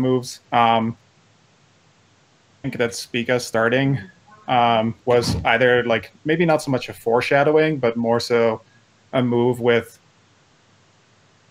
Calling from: Centennial, Colorado, United States; I'm calling from Centennial, Colorado, just outside of Denver.

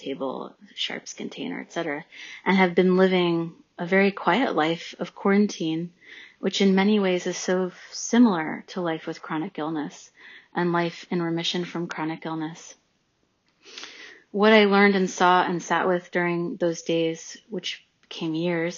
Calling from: New York City, New York, United States; I'm calling from Brooklyn.

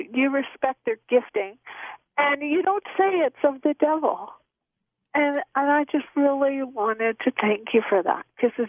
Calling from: White Rock, British Columbia, Canada; Near White Rock there.

